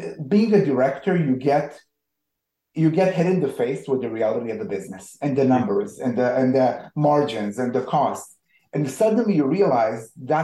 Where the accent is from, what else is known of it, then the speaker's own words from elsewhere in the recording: Israel; moved away; I'm originally from Israel.